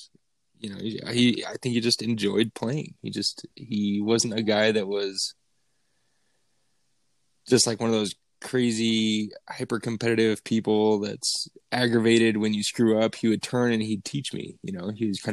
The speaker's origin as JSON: {"language": "English", "town": "Elizabeth", "region": "Colorado", "country": "United States", "tie": "born or raised there", "also_born_or_lived": "San Diego", "moved": "as an adult", "said": "I grew up in Elizabeth, Colorado"}